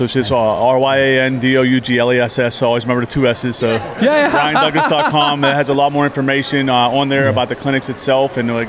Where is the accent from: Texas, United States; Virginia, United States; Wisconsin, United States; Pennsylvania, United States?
Pennsylvania, United States; Pittsburgh; when I grew up in the Pittsburgh area